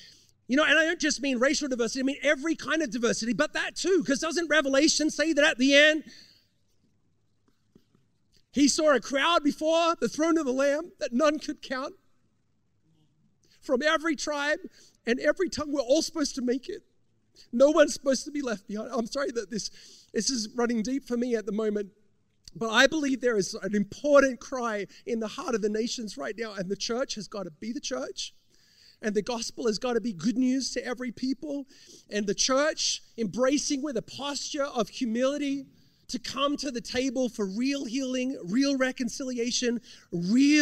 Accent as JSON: {"language": "English", "country": "Australia", "tie": "born or raised there", "moved": "yes", "lives_now": "United States", "said": "growing up in Australia"}